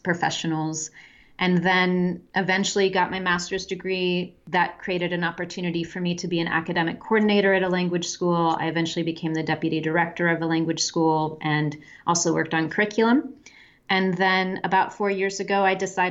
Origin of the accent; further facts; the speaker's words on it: Midwestern town, United States; moved away as an adult; also born or lived in France / Pakistan / Germany / Czech Republic; I'm from the United States. I'm from a Midwestern town, and we had a very small but growing international population when I was young in where I lived